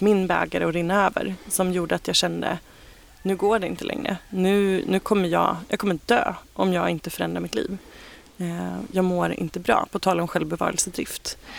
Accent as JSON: {"language": "Swedish", "town": "Ekerö", "region": "Stockholm County", "country": "Sweden", "tie": "born or raised there", "also_born_or_lived": "Bromma / Kungsholmen", "said": "Jag är född och uppvuxen ute på Ekerö eh, som ligger precis utanför Stockholm"}